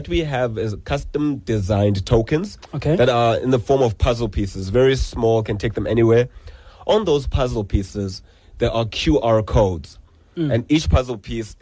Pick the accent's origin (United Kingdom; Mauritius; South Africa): South Africa; Gqeberha, Eastern Cape; moved away; I was born in Livingston Hospital